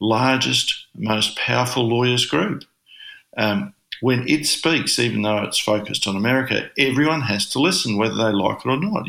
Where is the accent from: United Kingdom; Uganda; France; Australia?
Australia; accent: broad Australian; I'm not an American. I'm this Aussie with a very broad accent, living on the other side of the world